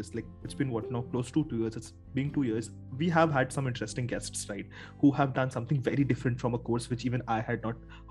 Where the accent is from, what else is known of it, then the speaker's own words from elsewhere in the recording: Kolkata, West Bengal, India; I've lived, born and brought up in Kolkata, and in home you speak Hindi